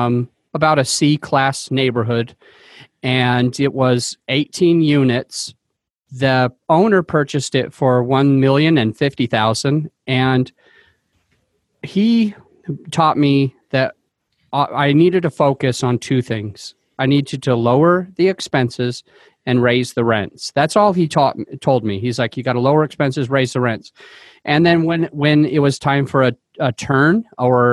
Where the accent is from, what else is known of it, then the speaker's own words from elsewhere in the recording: Utah, United States; now in Denver, United States; I came from Utah, and so that's where I grew up